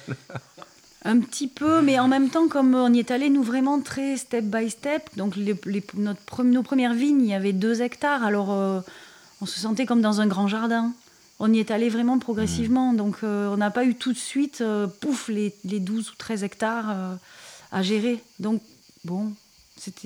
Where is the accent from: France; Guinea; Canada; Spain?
France; Montpellier, Occitania; on est de Montpellier